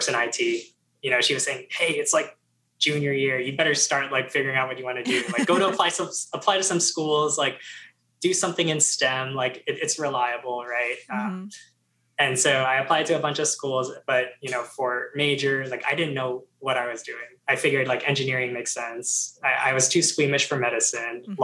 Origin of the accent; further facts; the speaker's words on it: New Jersey, United States; moved away as an adult; also born or lived in Georgia; everyone was going to like that local school in New Jersey, Rutgers